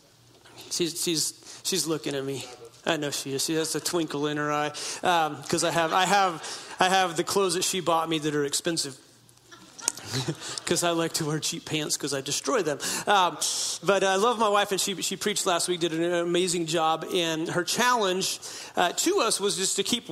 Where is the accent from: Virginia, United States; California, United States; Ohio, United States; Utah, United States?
California, United States; Klamath River, Northern; moved away as an adult; also born or lived in Hoopa Valley Indian Reservation, California; now in Boise, United States; I'm talking Oregon border northern, way up in the boonies where I grew up on the Klamath River